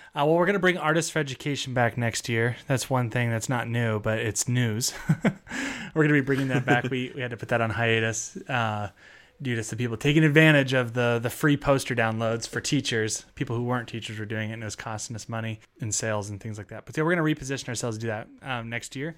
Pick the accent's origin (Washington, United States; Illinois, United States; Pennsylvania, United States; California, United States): Washington, United States; Seattle; moved away; I'm from Seattle and my family's from there still